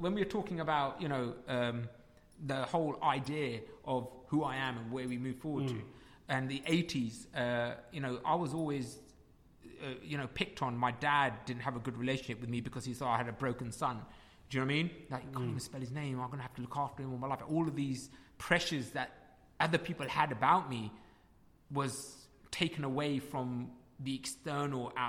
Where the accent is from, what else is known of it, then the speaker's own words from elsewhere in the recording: United Kingdom; You're British, I'm British. End of. And our culture is Punjabi